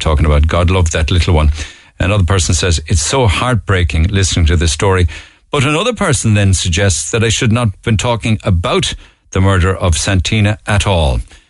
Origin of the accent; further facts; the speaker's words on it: Ireland; As an Irish person, it cuts me to the heart that we ever allowed this to happen.